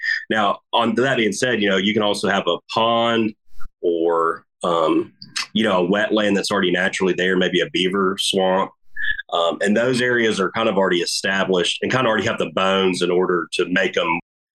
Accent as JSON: {"language": "English", "country": "United States", "tie": "born or raised there", "also_born_or_lived": "Birmingham, Alabama", "said": "I grew up on the Coosa River. So I'm a river rat"}